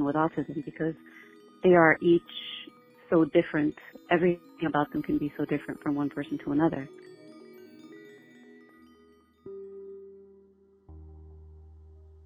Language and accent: English; Pembroke Pines, Florida, United States; I'm from Pembroke Pines, Florida.